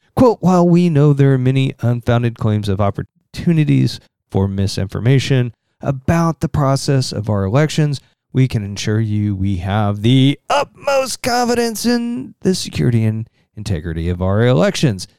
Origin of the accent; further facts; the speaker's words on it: Southern Indiana, United States; accent: Southern Indiana; my Southern Indiana accent